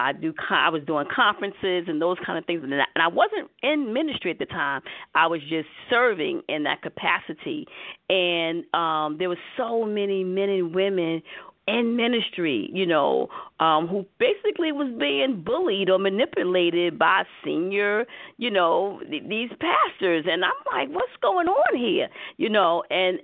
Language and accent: English; New York City, New York, United States; accent: New York; I'm from Harlem, USA